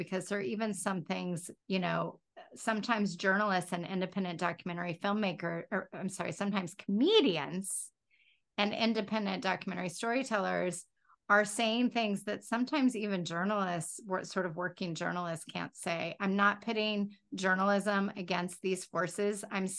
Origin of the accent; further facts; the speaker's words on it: the South, United States; I go crazy with the y'all thing because I'm from the South.